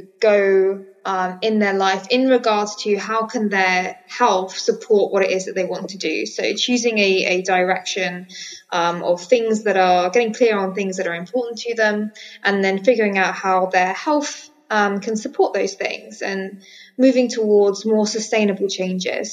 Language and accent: English; Colchester, East of England, United Kingdom; now in Bali, Indonesia; I'm from Essex, so Colchester.